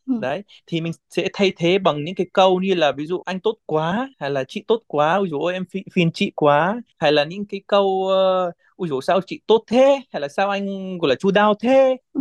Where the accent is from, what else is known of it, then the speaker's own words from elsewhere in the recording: Palestine; Vietnamese is a second language; moved away as an adult; now in Vietnam; Tôi lần đầu tiên ra khỏi cái làng nhỏ giữa đồi núi toàn cây ô liu